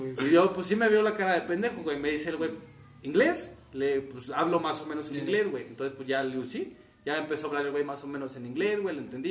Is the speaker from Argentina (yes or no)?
no; Mexico; De México.